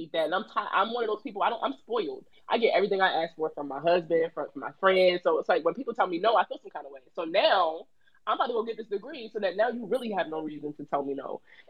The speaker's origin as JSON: {"language": "English", "town": "Baltimore", "region": "Maryland", "country": "United States", "tie": "born or raised there", "said": "I'm from Baltimore, so Baltimore City public school system"}